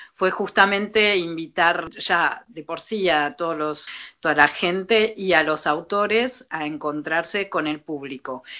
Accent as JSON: {"language": "Spanish", "country": "Argentina", "also_born_or_lived": "France", "moved": "yes", "lives_now": "Paris, France", "said": "yo soy argentina"}